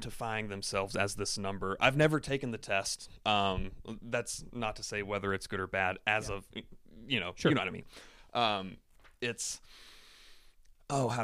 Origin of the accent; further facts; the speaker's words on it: the American South, United States; being Southern and American, because we Southerners typically identify as pretty Southern